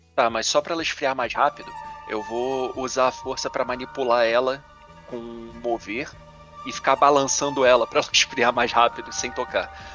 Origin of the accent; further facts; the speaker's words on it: Rio de Janeiro, Brazil; sou do Rio.